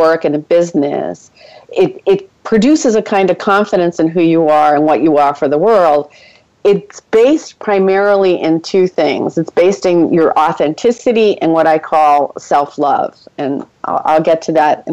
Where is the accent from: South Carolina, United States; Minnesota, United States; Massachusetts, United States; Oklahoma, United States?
Massachusetts, United States; Boston; also born or lived in Ecuador; I'm originally from Boston